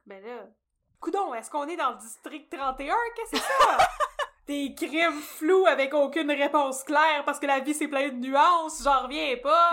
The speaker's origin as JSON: {"language": "French", "area": "near Brossard", "region": "Quebec", "country": "Canada", "tie": "born or raised there", "said": "j'ai grandi tout près de Brossard"}